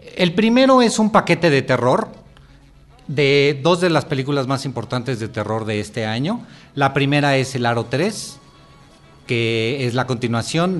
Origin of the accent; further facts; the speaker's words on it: Mexico; nosotros mismos como mexicanos